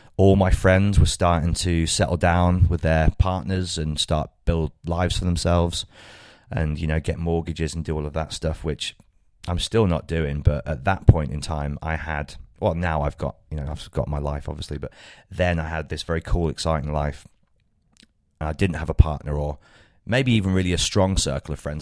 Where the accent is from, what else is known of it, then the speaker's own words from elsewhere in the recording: Birmingham, West Midlands, United Kingdom; my hometown